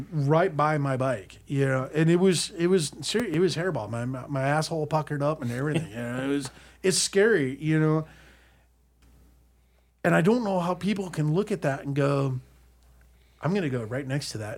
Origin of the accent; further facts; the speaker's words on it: Colorado, United States; I mean, I, I grew up in Colorado, and it's all rancher. It's it's all ranch.